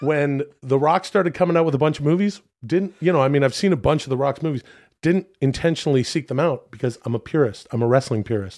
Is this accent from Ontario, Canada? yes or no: no; Ladner, British Columbia, Canada; moved away; my hometown of Ladner